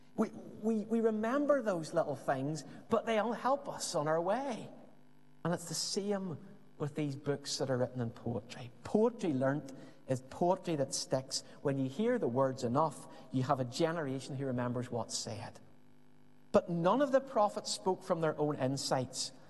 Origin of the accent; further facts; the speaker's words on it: Belfast, Northern Ireland, United Kingdom; As we would have said growing up in Belfast